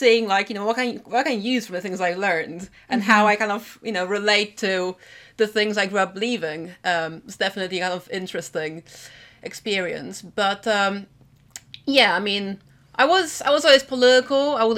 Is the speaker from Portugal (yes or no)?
no; Warsaw, Masovian Voivodeship, Poland; I grew up in Warsaw. So, you know, obviously a big city is a bit of a different experience, right?